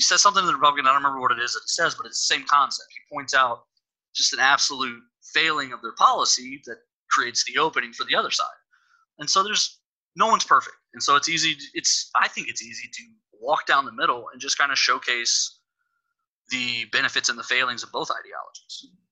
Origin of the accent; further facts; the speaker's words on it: Texas, United States; I'm from Texas, and here in Texas